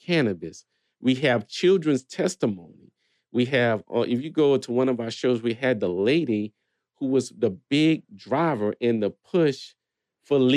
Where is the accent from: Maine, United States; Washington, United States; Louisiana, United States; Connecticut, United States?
Louisiana, United States; Jeanerette; I'm from Generette